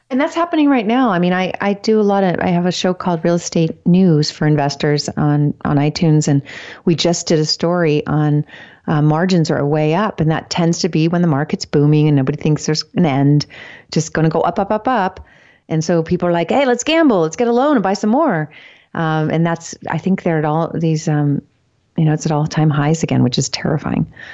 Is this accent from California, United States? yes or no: yes; California, United States; I'm born and raised in California